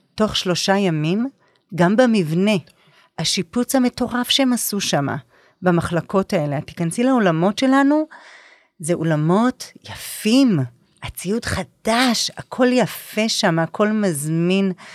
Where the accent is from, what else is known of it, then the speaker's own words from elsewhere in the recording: Nahariya, Northern District, Israel; אני באה מנהריה